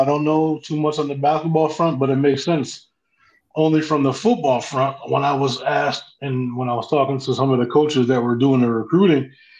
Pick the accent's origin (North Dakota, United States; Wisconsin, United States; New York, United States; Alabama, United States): New York, United States; Central; we're from Central New York, man.